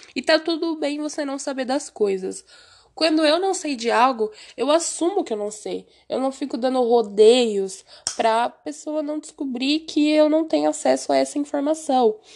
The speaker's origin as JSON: {"language": "Portuguese", "country": "Brazil", "also_born_or_lived": "Osasco, São Paulo", "said": "como um bom brasileiro"}